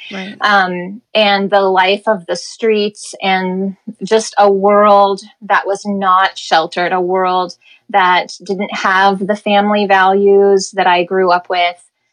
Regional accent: Midwest, United States; moved away as an adult; also born or lived in Los Angeles; growing up in the Midwest, growing up very sheltered

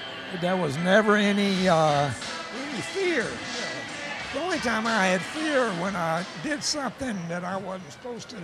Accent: Lancaster, South Carolina, United States; also born or lived in Texas; now in Greenville, United States; I grew up in Lancaster and was a baseball player in my high school days.

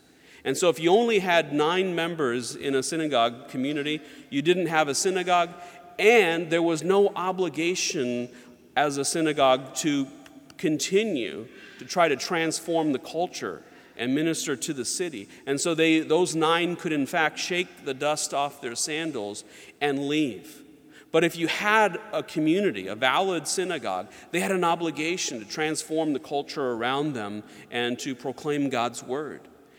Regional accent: Georgia, United States; also born or lived in North Carolina; And when I was growing up, I grew up a lot in the South, like Georgia and North Carolina, and a lot of my friends were Southern Baptist.

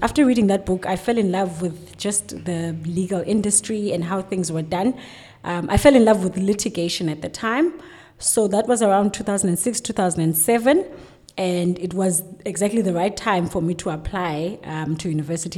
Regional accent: Plettenberg Bay, Western Cape, South Africa; now in Cape Town, South Africa; I'm relatively a local girl. I come from Plettenberg Bay, and I'm fully based in Cape Town

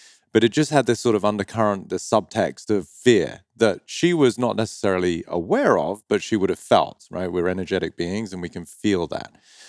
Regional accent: Dover, South East England, United Kingdom; moved away; county of Kent near the town of Dover. And if you're from Dover, you speak like this, mate, all right? I'm from Dover. So when people hear me over here, they do not think I'm from Dover.

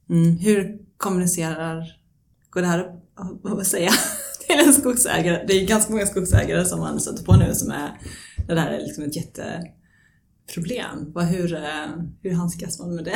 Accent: Sweden; now in Stockholm, Sweden; den gård jag är uppvuxen på i Småland

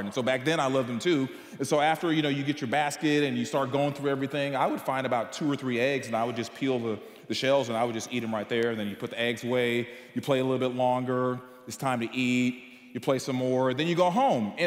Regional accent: Bryan-College Station, Texas, United States; I grew up in Bryan College Station just up the road

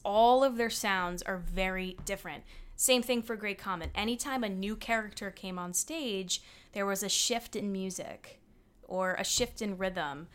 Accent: New Jersey, United States; I grew up in New Jersey

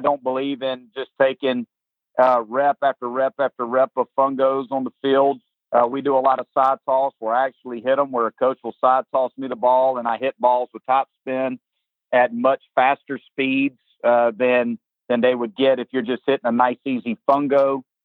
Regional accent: Lugoff, South Carolina, United States; I'm from South Carolina, uh, grew up here. My whole family's from here

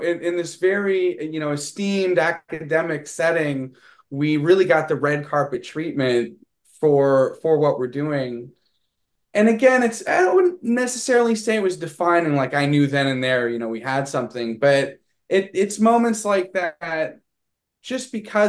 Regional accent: Texas, United States; accent: southern drawl; I think also we're both from Texas. So there may be a little bit of an overlap

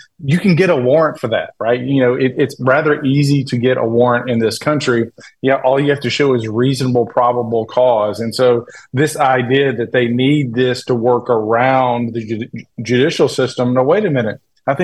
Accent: Tennessee, United States; the state of Tennessee, my home state

